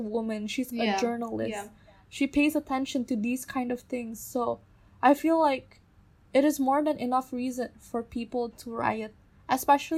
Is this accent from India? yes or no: no; Indonesia; we are from the Chinese-Indonesian community